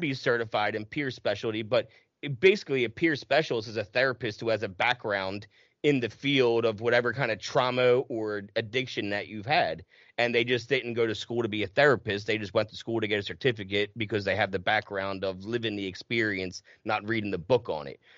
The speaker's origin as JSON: {"language": "English", "area": "right outside of Philadelphia", "region": "New Jersey", "country": "United States", "tie": "born or raised there", "said": "i'm born and raised in south jersey right outside of philly"}